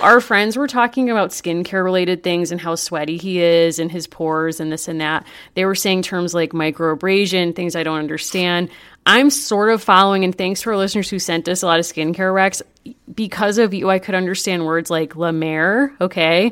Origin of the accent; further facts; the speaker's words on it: Hartford, Connecticut, United States; I grew up in the Hartford area